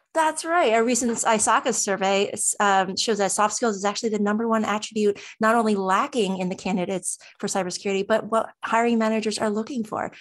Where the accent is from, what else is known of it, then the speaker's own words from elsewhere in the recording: New Jersey, United States; I'm from New Jersey